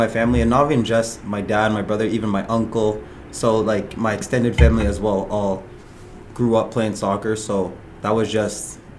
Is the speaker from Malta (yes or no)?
no; Ottawa, Ontario, Canada; born there; So, yeah, I was born in Ottawa, but my family, we come from Ghana.